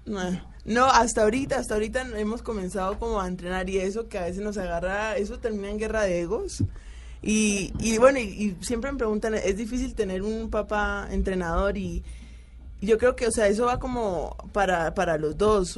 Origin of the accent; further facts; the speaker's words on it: Colombia; now in Turkey; yo soy colombiana